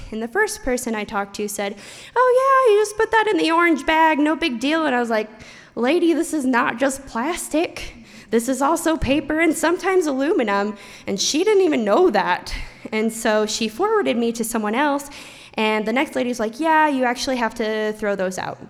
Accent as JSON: {"language": "English", "town": "Idaho City", "region": "Idaho", "country": "United States", "tie": "born or raised there", "said": "we're both from Idaho City. And Idaho City is a super small town about an hour away."}